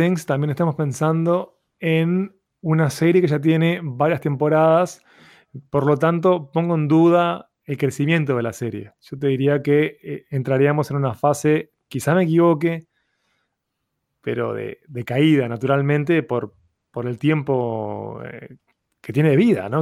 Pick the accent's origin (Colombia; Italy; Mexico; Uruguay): Uruguay; mi identidad como latinoamericano, como uruguayo